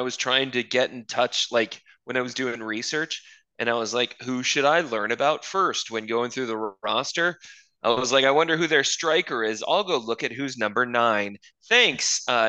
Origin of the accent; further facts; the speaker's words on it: Luton, East of England, United Kingdom; born there; I was born in Luton. And the problem is in English boroughs, that actually isn't that hard to prove. Like, my family, my mother was born here. Her mother was born here.